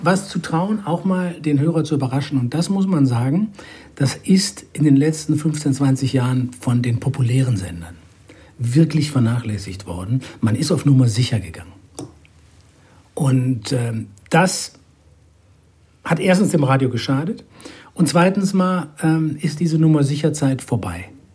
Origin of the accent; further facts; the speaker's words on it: Düsseldorf, North Rhine-Westphalia, Germany; moved away; Und in Düsseldorf bin ich geboren. Das ist meine alte Heimat, wo ich leider sehr selten bin